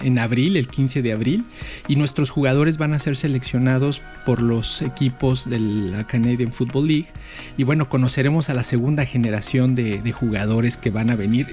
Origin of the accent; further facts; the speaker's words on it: Mexico City, Mexico; yo soy eh, originario de la Ciudad de México